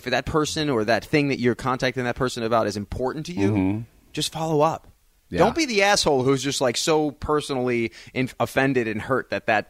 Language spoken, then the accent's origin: English; Long Island, New York, United States; accent: Long Island; I'm Long Island, yeah. Yeah